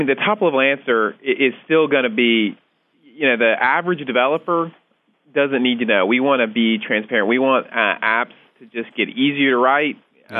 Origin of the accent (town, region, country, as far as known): United States